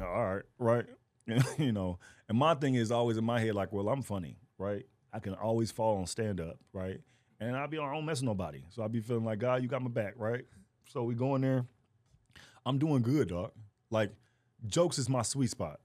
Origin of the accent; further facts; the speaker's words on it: Fort Worth, Texas, United States; moved away; I am from Fort Worth, Texas